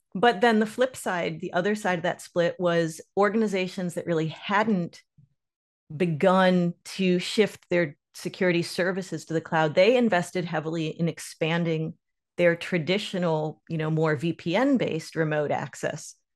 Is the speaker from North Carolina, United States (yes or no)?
yes; Lake Norman, north of Charlotte, North Carolina, United States; I grew up on Lake Norman, north of Charlotte in North Carolina